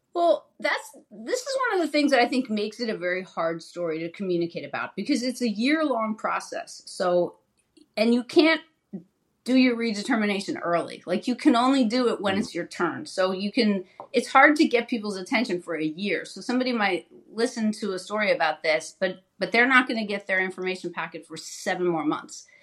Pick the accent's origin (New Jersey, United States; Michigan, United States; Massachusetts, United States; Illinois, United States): New Jersey, United States; I was in state government in my home state of New Jersey